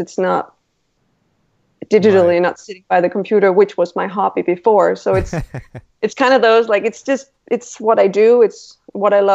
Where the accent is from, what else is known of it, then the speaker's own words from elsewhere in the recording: Randers, Central Denmark Region, Denmark; now in Copenhagen, Denmark; I'm from Denmark and I live in Copenhagen right now, but I grew up in a smaller town called Randers in Jutland